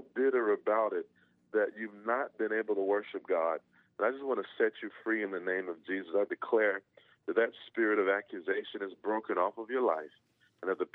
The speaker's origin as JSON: {"language": "English", "region": "Georgia", "country": "United States", "tie": "born or raised there", "said": "when I grew up in Georgia, you know, we had big homes"}